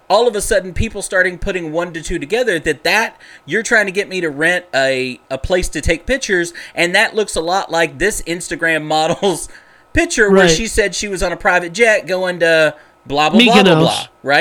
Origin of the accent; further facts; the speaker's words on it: Dallas, Texas, United States; I grew up in South Dallas